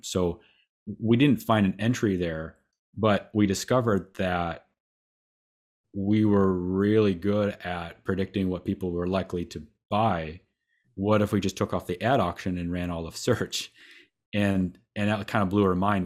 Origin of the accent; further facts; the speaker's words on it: Waterville, Ohio, United States; I'm from, uh, Northwest Ohio